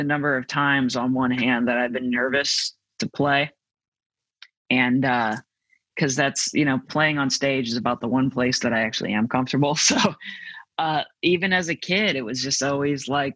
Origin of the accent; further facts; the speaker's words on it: St. Louis, Missouri, United States; I'm from St. Louis and this is the Midwest.